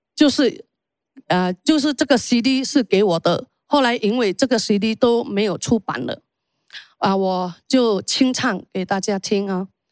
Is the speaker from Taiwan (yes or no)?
no; Indonesia; 我出生在印尼，我是印尼华裔。基督教其实对我都不陌生